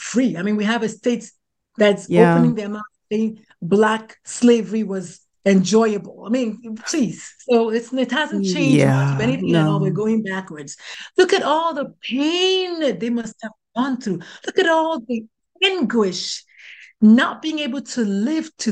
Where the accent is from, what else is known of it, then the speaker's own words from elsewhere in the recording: Nigeria; moved away as an adult; now in United States; I was born, bred, buttered, and slightly burned in Nigeria.